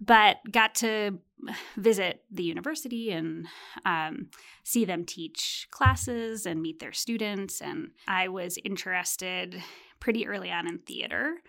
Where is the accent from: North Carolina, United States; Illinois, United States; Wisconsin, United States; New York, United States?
Illinois, United States; Chicago; I grew up in Chicago